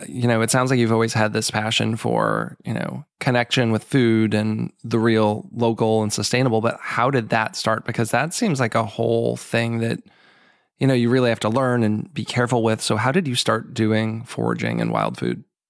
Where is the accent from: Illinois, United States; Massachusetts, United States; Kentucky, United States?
Massachusetts, United States; Boston; now in Maryland, United States; I'm from the Boston area originally, and now I live in Maryland